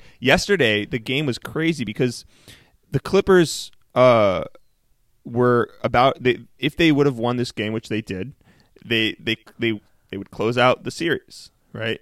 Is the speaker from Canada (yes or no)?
yes; Canada; I'm Canadian